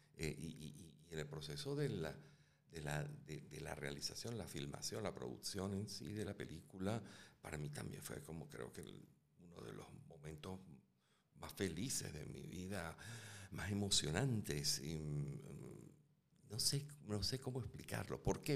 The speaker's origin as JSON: {"language": "Spanish", "town": "Caracas", "region": "Capital District", "country": "Venezuela", "tie": "born or raised there", "said": "yo nazco en Caracas."}